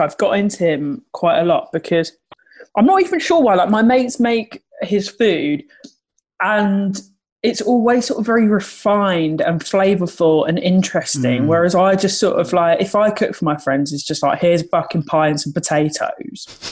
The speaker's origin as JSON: {"language": "English", "town": "Sittingbourne", "region": "South East England", "country": "United Kingdom", "tie": "born or raised there", "said": "grew up in Sittingbourne in Kent."}